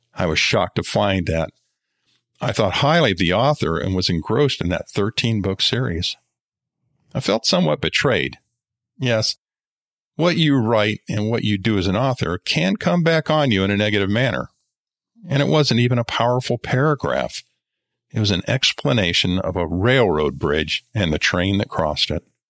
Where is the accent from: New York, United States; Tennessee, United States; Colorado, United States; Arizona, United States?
Colorado, United States; When I was growing up in Colorado, we lived in a relatively rural area